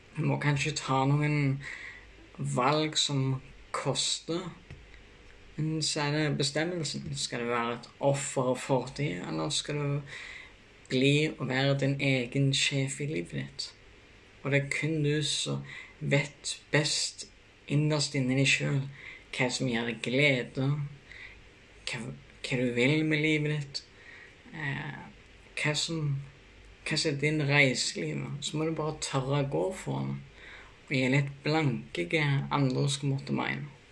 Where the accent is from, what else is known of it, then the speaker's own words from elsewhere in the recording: Bryne, Rogaland, Norway; moved away; also born or lived in Kristiansand / Notodden; Jeg kommer fra Rossland på Bryne